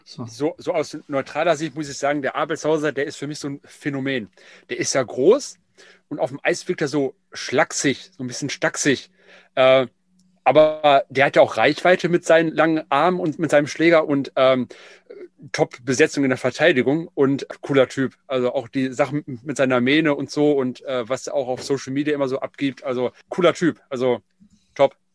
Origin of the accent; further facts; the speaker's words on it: Essen, North Rhine-Westphalia, Germany; ich bin ja gebürtiger Essener